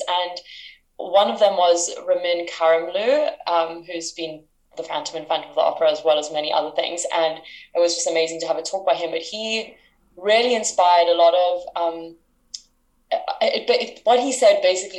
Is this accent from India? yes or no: no; South Africa; moved away as an adult; now in United Kingdom; I'm from South Africa. I'm currently in the UK